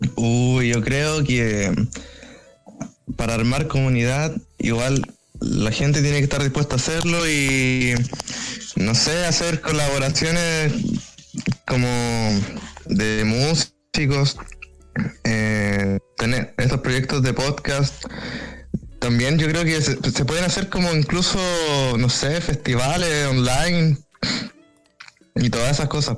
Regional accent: Chile; yo como chileno

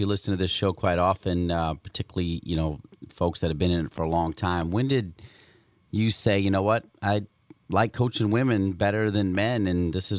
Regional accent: Ohio, United States; So I grew up in Ohio, and I love Ohio, right?

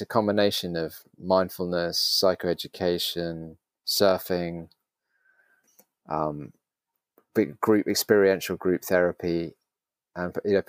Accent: London, United Kingdom; Yes, I grew up in England. So I've lived in London since I was about 5 or 6 years old. So London's my home.

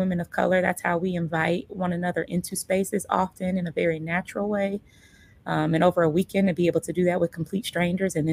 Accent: Omaha, Nebraska, United States; I was born in Omaha. I was raised in Omaha.

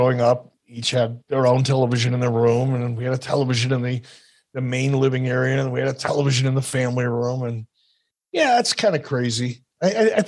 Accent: Detroit, Michigan, United States; I grew up in Detroit in a lower income, probably lower middle income neighborhood.

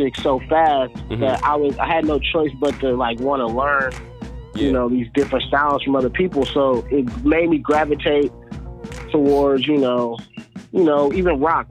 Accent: California, United States; I am from California

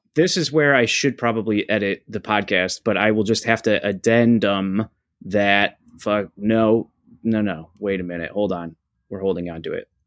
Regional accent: Buffalo, New York, United States; we're both from Buffalo, New York

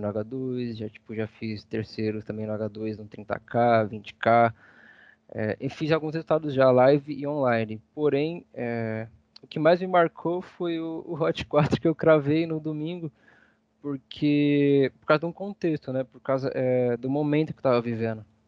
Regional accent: Barra Funda, São Paulo, Brazil; minha quebrada, né? Barra Funda, lugar que eu amo demais

